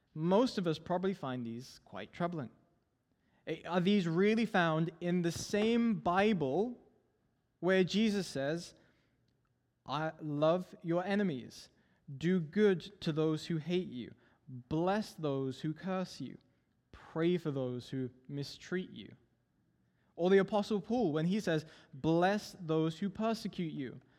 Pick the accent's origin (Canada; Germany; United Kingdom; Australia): United Kingdom; England; moved away; I'm originally from England.